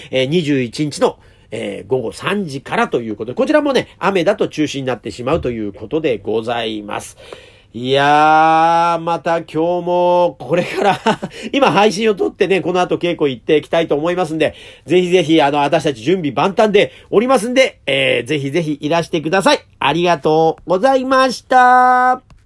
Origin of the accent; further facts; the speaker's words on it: Edogawa, Tokyo, Japan; also born or lived in Asakusa, Tokyo; もともと私ね、東京でも端っこの方でね、江戸川区というところ出身でございます